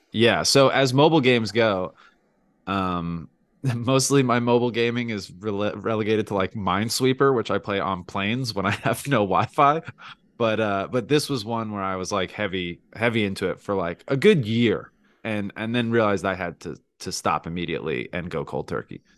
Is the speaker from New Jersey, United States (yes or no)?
yes; New Jersey, United States; moved away; we're all from New Jersey